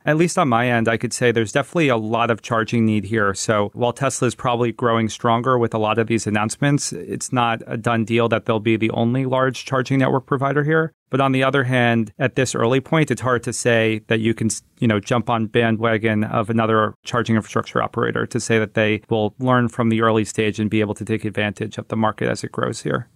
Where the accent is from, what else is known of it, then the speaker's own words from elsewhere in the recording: New Jersey, United States; my home state of New Jersey